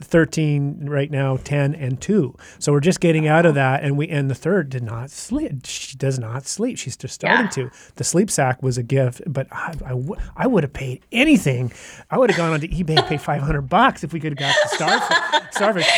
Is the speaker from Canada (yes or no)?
yes; Canada; we're from Canada, obviously. Um, yeah. I'm sure you couldn't tell by our accents